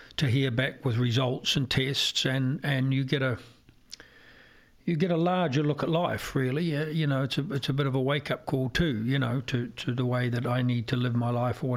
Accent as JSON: {"language": "English", "country": "Ireland", "also_born_or_lived": "New Zealand"}